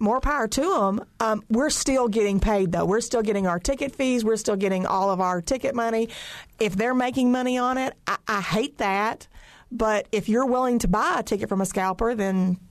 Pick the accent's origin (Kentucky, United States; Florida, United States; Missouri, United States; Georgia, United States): Kentucky, United States; now in Brown County, Indiana, United States; I'm from Kentucky